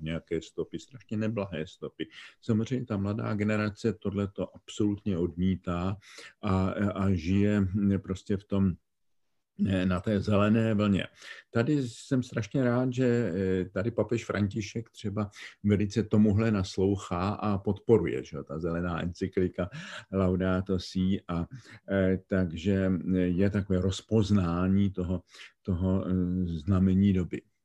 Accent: Czechia; My jsme jako Češi vzácně monokulturní společnost.

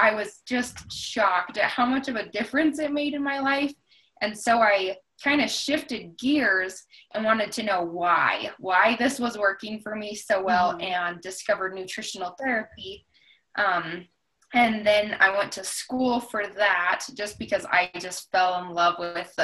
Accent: Wyoming, United States; also born or lived in Jackson, Wyoming; I actually was born in Jackson. And then when I was about six, my family moved to a little town a little outside of Jackson, and then I've lived in various parts of Wyoming for basically the rest

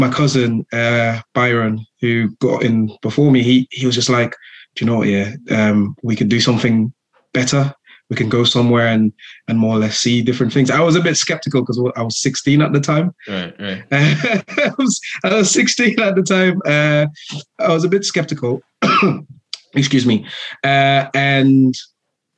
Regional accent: St. Lucia; moved away as an adult; now in United Kingdom; I am from the Caribbean island of St. Lucia. Grew up in the same community as the host

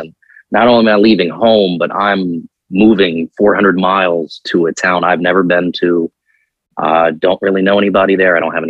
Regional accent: Virginia Beach, Virginia, United States; now in Morgantown, United States; I'm originally from Virginia Beach, Virginia.

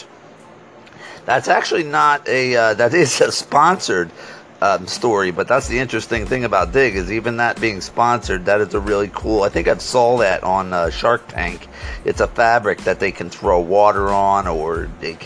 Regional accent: Scranton, Pennsylvania, United States; I'm from Scranton, Pennsylvania

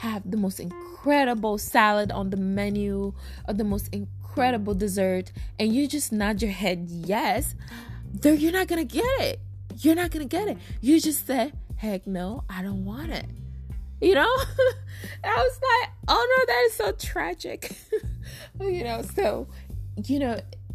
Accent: Togo; now in United States; I'm from Africa, right? I'm from Togo, Africa.

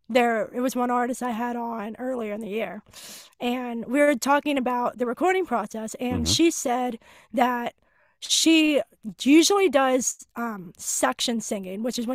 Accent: Pittsburgh, Pennsylvania, United States; I was on my hometown station, 100.7 Star Pittsburgh

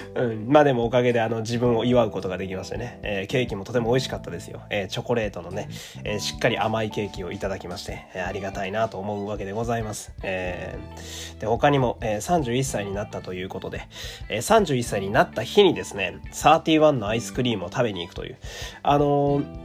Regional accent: Fukui, Japan; moved away; 私の地元の福井県立恐竜博物館

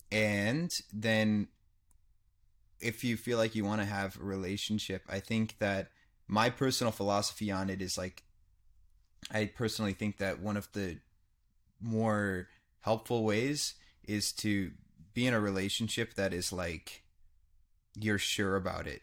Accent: United States; I grew up in America.

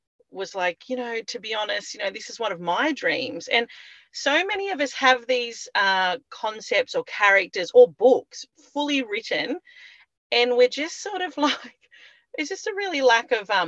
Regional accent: Byron Bay, New South Wales, Australia; I grew up in Byron Bay

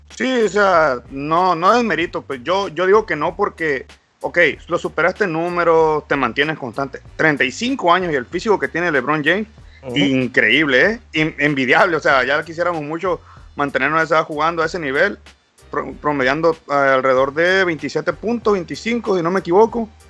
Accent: Baja California Sur, Mexico; Soy de Baja California

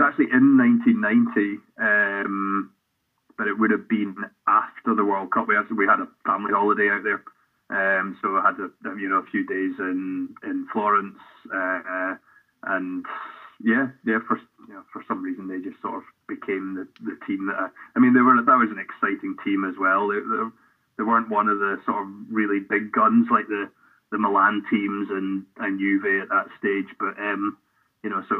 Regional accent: Helensburgh, Scotland, United Kingdom; I grew up in Helensburgh, just west of Glasgow

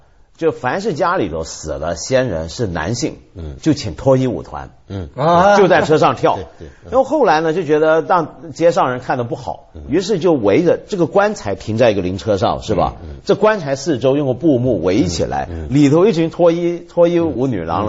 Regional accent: Taiwan; 我跟你讲，我小时候在台湾啊，嗯，现在台湾还有这习惯。小我小时候在台湾更厉害，我们叫电子花车。

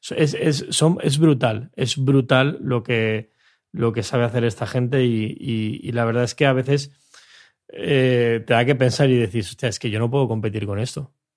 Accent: Mallorca, Balearic Islands, Spain; de donde vengo yo en Mallorca

